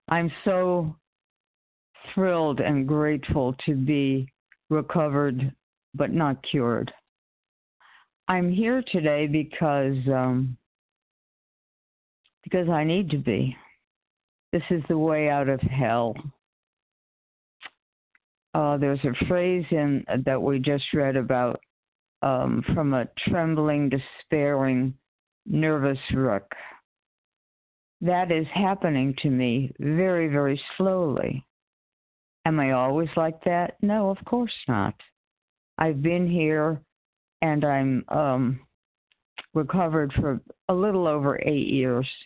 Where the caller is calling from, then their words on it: Connecticut, United States; from Connecticut.